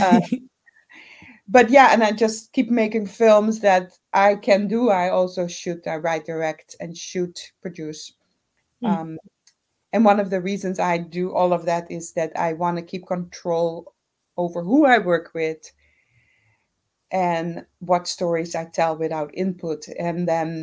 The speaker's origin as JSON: {"language": "English", "country": "Curaçao", "tie": "born or raised there", "moved": "yes", "said": "I'm originally from Curaçao, born and raised"}